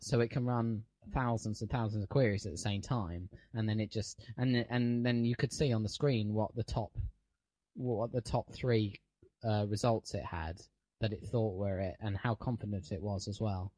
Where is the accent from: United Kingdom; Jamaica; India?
United Kingdom; being British